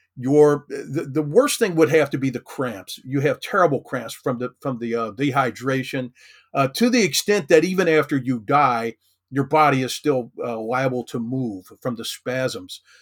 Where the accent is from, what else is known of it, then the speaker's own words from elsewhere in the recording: Kentucky, United States; I grew up in Kentucky, uh, lived here most of my life